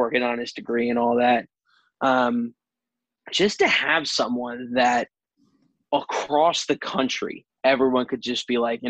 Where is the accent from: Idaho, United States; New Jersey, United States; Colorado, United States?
New Jersey, United States; I'm actually, my hometown in Jersey is the same town as Frank Spaziani.